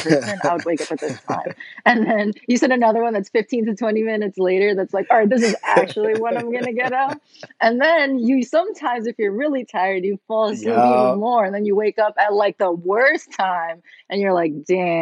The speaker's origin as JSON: {"language": "English", "town": "New York City", "region": "New York", "country": "United States", "tie": "born or raised there", "also_born_or_lived": "Moscow, Russia", "said": "I was born in Moscow in Russia, but my parents and me moved over here when I was 2. So I've been living in Queens basically my whole life"}